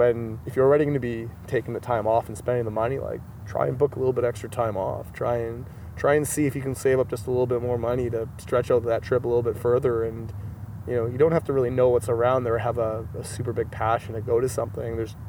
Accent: Manitoba, Canada; I was from Manitoba

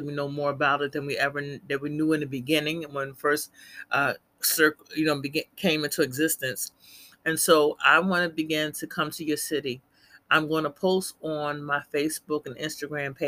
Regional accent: Philadelphia, Pennsylvania, United States; I'm from Philly, born and raised

